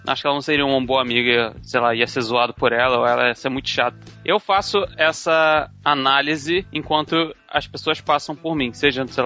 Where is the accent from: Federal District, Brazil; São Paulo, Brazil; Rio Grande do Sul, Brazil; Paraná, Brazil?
Rio Grande do Sul, Brazil; moved away; minha infância foi no Rio Grande do Sul